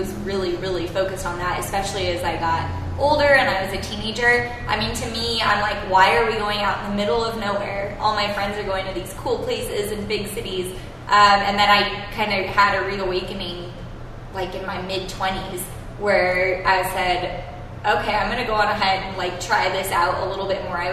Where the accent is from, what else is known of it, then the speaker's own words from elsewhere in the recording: Alamogordo, New Mexico, United States; also born or lived in Santa Fe, New Mexico / Albuquerque, New Mexico; I'm a New Mexico girl. I mean, I've lived here pretty much my entire life. I was born in Santa Fe and grew up in Alamogordo until I was 14 and then moved to the big city of Albuquerque